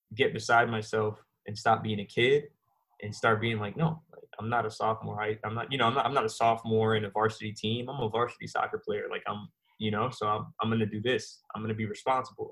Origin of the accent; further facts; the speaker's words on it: New York City, New York, United States; moved away; also born or lived in Virginia / Jamaica (ancestry); I was uh, born in Queens, New York, and uh, my family from uh, Jamaican descent